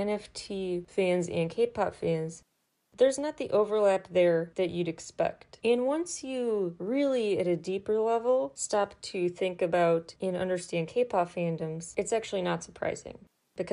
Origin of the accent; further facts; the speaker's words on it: Illinois, United States; my home state of Illinois